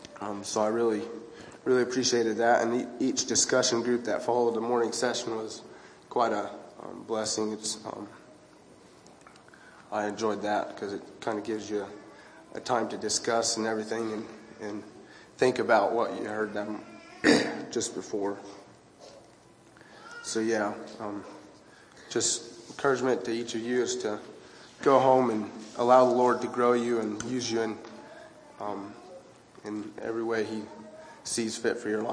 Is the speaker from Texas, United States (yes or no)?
no; Idaho, United States; I'm from Idaho, a little bit south of where Lucas is from.